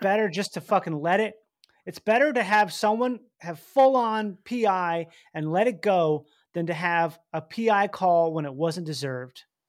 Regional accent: Minnesota, United States; I grew up in Minnesota

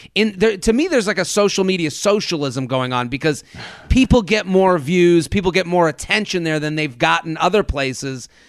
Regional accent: Boston, Massachusetts, United States; as a Bostonian

